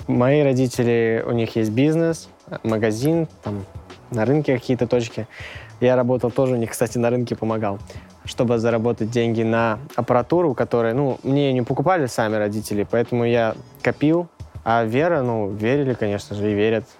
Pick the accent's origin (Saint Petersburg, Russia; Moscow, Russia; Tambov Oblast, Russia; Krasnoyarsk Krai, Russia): Tambov Oblast, Russia; Pervomaysky; Я из Тамбовской области, поселок Первомайский